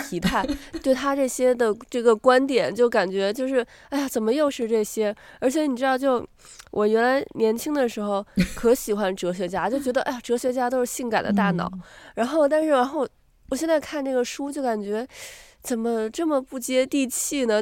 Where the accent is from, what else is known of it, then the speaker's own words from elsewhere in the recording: Beijing, China; now in New Zealand; 咱们是从海淀出来的孩子